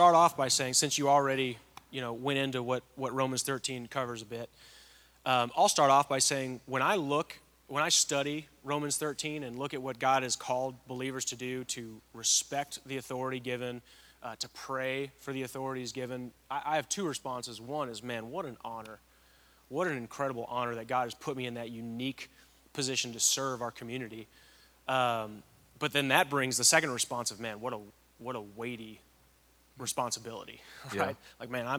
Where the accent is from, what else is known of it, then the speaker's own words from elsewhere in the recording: California, United States; So I grew up in Southern California, just outside of Los Angeles, actually.